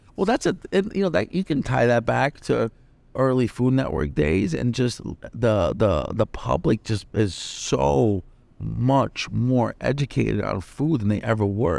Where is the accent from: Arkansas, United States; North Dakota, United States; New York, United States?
New York, United States; New York City; I grew up in the Bronx.